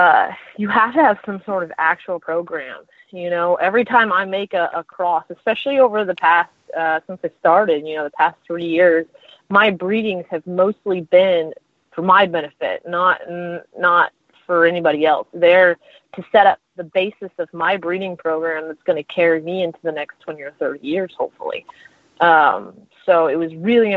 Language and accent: English; Texas, United States; I'm Texan, so I'm going to say a lot of Dutch words, you know, the way that I say them